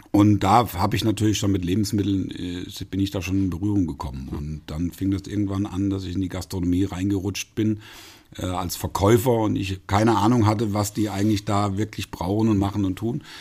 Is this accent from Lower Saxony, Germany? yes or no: no; Fulda, Hesse, Germany; Ich bin ein echte Völsche Jung, ja.